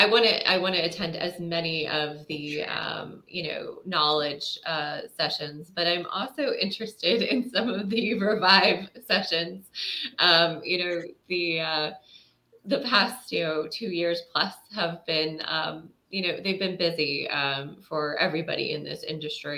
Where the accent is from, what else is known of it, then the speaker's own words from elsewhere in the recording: United States; also born or lived in United Kingdom; being an American overseas